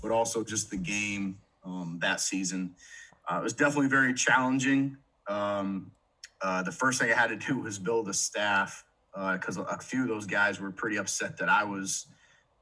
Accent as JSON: {"language": "English", "town": "Stuart", "region": "Florida", "country": "United States", "tie": "born or raised there", "also_born_or_lived": "West Virginia", "moved": "as an adult", "lives_now": "Indiana, United States", "said": "I grew up in South Florida, so I was raised in Stuart, Florida."}